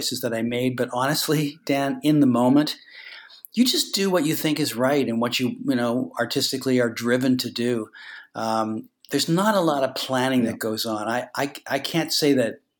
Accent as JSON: {"language": "English", "town": "Toronto", "region": "Ontario", "country": "Canada", "tie": "born or raised there", "said": "when I was a kid growing up in Toronto"}